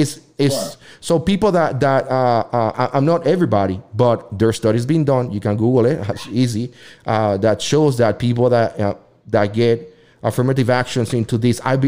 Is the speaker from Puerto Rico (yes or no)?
yes; Puerto Rico; English is a second language; now in United States; I'm from Puerto Rico and I come from a very mixed family